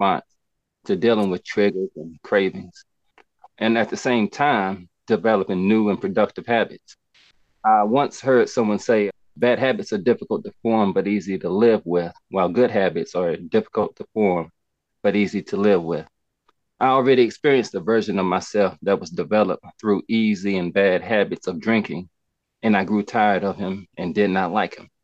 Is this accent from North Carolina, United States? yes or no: yes; Greensboro, North Carolina, United States; I'm from Greensboro, North Carolina